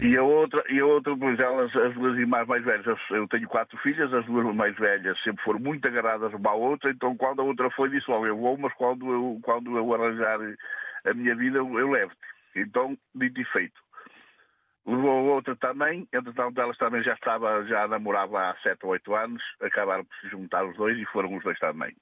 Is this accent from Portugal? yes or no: yes; Portugal; Eu sou de Salgueiras